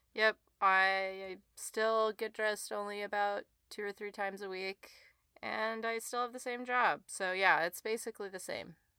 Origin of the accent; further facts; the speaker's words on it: the West, United States; I grew up in the West where that word is a verb